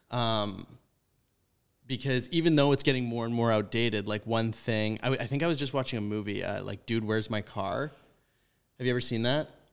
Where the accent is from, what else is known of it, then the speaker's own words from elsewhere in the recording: White Rock, British Columbia, Canada; moved away; I come from White Rock, which lot, like, very white, concentrated, white, like, rich